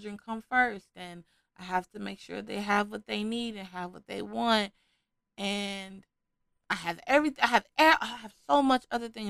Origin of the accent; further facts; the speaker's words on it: Chicago, Illinois, United States; I am from Chicago.